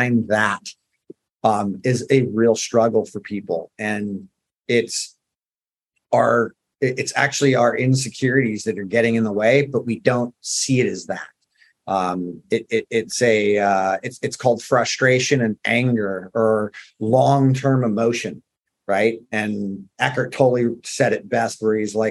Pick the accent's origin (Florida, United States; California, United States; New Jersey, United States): California, United States; Southern; I grew up in Southern California